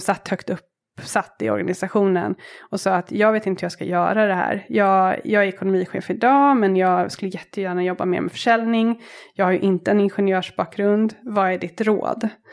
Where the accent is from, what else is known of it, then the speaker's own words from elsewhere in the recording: Täby, Stockholm County, Sweden; moved away as an adult; also born or lived in Dar es Salaam, Tanzania; now in Nairobi, Kenya; Jag växte upp i Täby med en syster och i en kärnfamilj med mamma och pappa